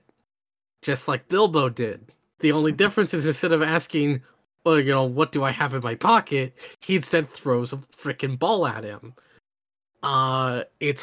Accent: Oklahoma, United States; I grew up in Oklahoma

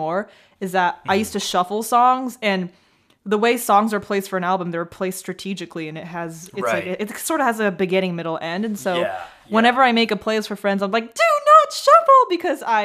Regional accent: Taipei, Taiwan; The radio station that I grew up listening to in Taipei

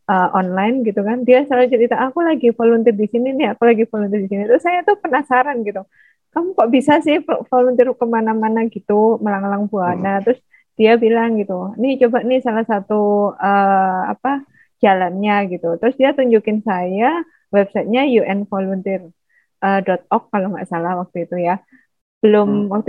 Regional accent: Surabaya, East Java, Indonesia; accent: Javanese; moved away as an adult; now in Padang, Indonesia; Oh ya, asal saya dari Surabaya, Jawa Timur. Makanya logatnya agak Jawa.

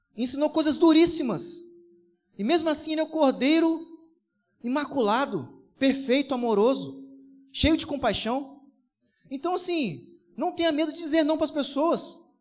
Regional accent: Brazil; Sou brasileiro com muito orgulho, com muito amor

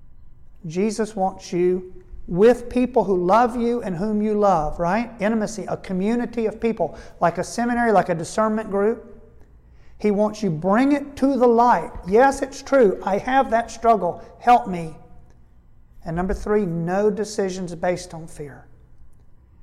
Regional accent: United States; We grew up in the United States.

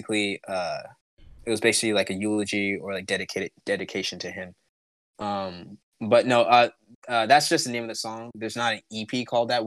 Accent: United States; growing up in America

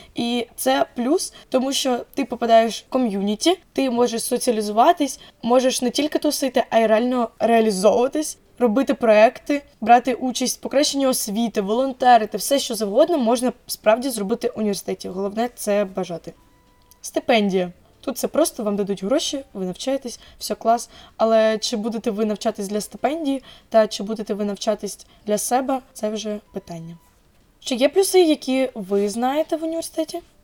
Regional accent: Zaporizhzhia, Zaporizhzhia Oblast, Ukraine; я фром Запоріжжя

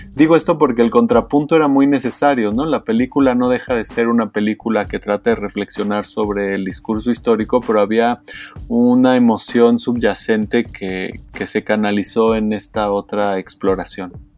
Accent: Mexico; Como mexicano

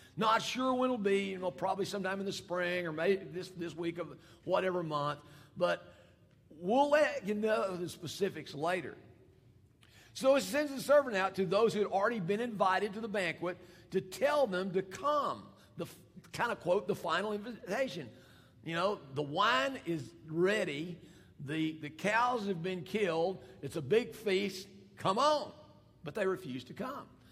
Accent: Fayetteville, Arkansas, United States; I'm from Fayetteville

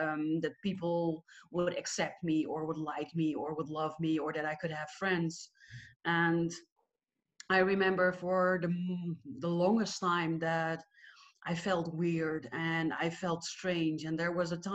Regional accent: Netherlands; I am Dutch. I'm from the Netherlands.

